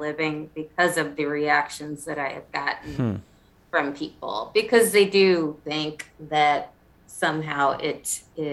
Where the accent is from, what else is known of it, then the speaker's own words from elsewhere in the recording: South Carolina, United States; I'm from South Carolina